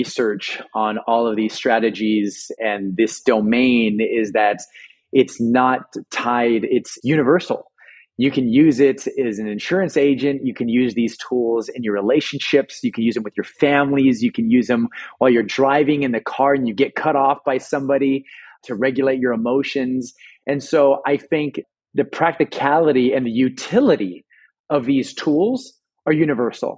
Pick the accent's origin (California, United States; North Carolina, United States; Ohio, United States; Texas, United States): California, United States; Los Angeles; I'm born and raised in Los Angeles